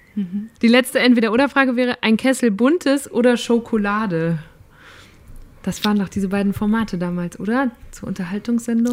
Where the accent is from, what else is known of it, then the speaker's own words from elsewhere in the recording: Germany; Als Deutsche